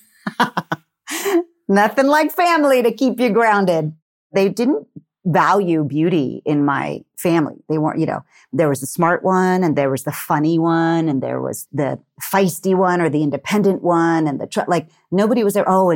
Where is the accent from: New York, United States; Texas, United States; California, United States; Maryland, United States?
Texas, United States; I'm from Texas.